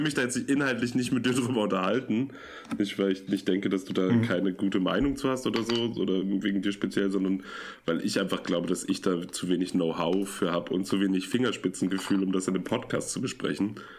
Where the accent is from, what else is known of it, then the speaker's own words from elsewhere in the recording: Münster, North Rhine-Westphalia, Germany; ich komme ja aus Münster